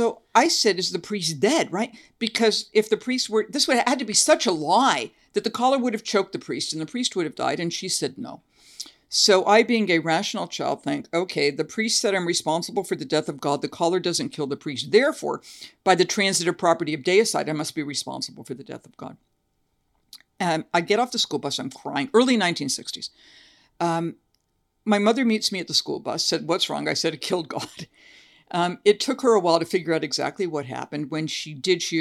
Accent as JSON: {"language": "English", "region": "Massachusetts", "country": "United States", "tie": "born or raised there", "moved": "yes", "lives_now": "Tennessee, United States", "said": "I now live in Tennessee, but I grew up in Massachusetts"}